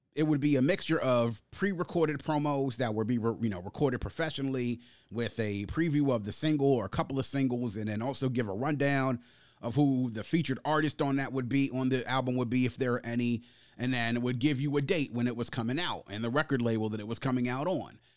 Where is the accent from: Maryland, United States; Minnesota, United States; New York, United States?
Maryland, United States; Prince George's County; growing up in Prince George's County, which was and still is a predominantly black county